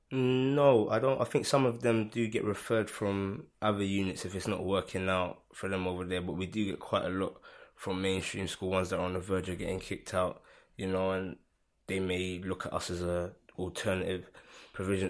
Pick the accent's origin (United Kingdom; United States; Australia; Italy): United Kingdom; London; I've lived in Hackney all of my life